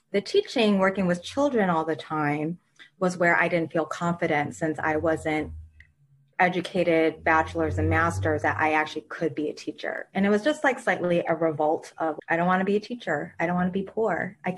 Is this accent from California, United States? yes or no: no; Michigan, United States; moved away as an adult; also born or lived in Queens, New York; now in New York, United States; Even though I was born and raised in Michigan